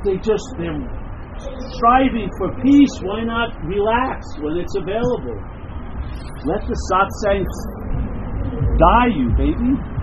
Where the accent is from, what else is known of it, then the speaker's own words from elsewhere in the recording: Long Island, New York, United States; now in San Francisco, United States; I'm from Long Island, New York.